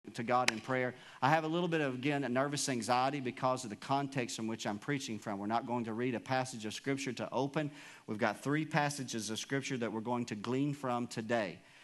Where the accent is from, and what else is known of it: United States